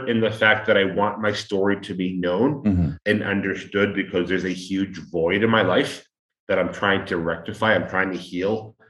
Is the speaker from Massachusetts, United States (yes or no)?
yes; Boston, Massachusetts, United States; moved away as an adult; also born or lived in Allston, Boston / Europe; now in Mexico; I am from Boston and my life in Massachusetts was severed